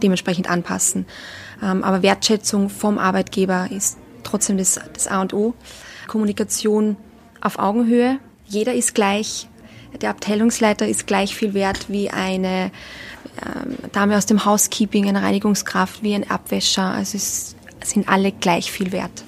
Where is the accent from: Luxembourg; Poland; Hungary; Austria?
Austria; accent: Austrian dialect; moved away as an adult; also born or lived in Donaueschingen, Germany / Tenerife; Ich komme aus Österreich